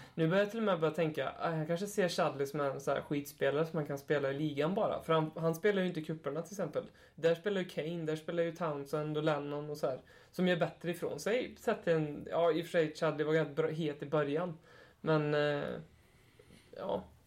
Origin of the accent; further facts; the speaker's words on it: Hammarö, Värmland, Sweden; also born or lived in Karlstad; now in Närke, Sweden; jag är från Hammarö